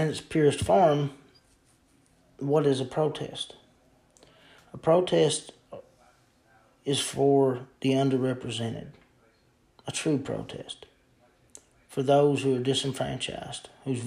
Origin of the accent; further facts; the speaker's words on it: Eastern Kentucky, United States; I'm from Eastern Kentucky, and I live very close to West Virginia